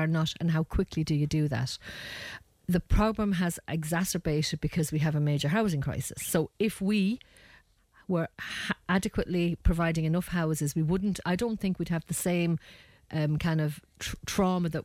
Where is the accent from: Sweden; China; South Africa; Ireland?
Ireland; as Irish people